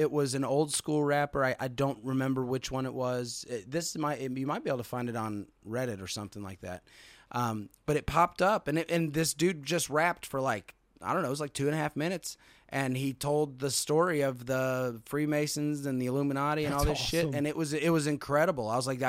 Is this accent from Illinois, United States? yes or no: no; Lawrenceburg, Kentucky, United States; Hey, we're from Lawrenceburg, Kentucky.